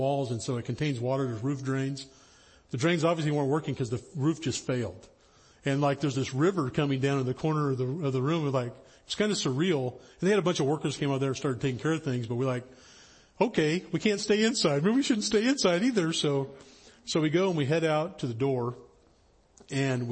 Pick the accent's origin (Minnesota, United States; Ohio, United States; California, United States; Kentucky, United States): California, United States; the high Sierras, Northern; I grew up in Northern California, up in the high Sierras